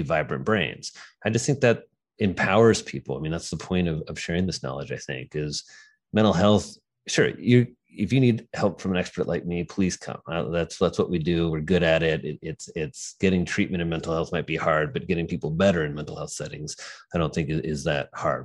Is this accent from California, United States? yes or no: no; Indiana, United States; moved away as an adult; now in New York City, United States; I'm, I'm, from a farm in Indiana. So I grew up in Indiana